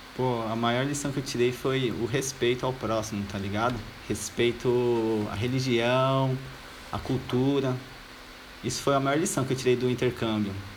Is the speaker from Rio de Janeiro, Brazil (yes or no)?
no; São Paulo, Brazil; also born or lived in Australia; eu sou de Jardim Miriam, é uma cidade do lado do Diadema